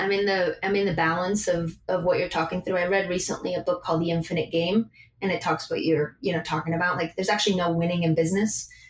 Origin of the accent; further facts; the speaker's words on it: Madrid, Community of Madrid, Spain; now in Buenos Aires, Argentina; I grew up in Madrid and I want to be here.